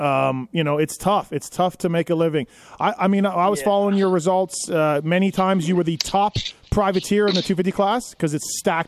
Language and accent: English; Canada; moved away as an adult; now in United States; I'm born and raised there, and I lived there for 24 years.